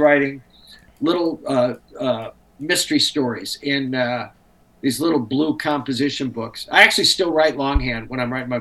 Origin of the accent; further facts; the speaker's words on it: Nashua, New Hampshire, United States; growing up in Nashville, New Hampshire